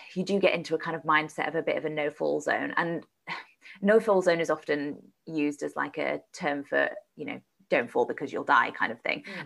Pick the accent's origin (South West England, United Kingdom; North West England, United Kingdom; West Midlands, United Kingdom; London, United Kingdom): London, United Kingdom; around; moved away as an adult; also born or lived in Sheffield; I moved to Sheffield to go to university because I grew up around London